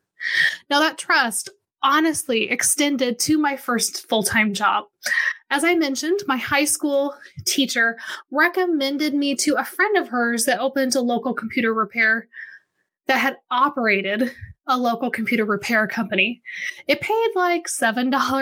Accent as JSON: {"language": "English", "town": "Wichita", "region": "Kansas", "country": "United States", "tie": "born or raised there", "moved": "as an adult", "said": "I grew up here in Wichita, Kansas. I moved back here a few years ago"}